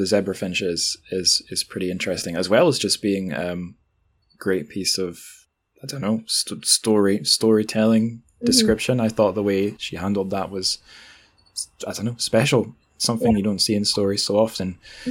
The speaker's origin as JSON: {"language": "English", "region": "Scotland", "country": "United Kingdom"}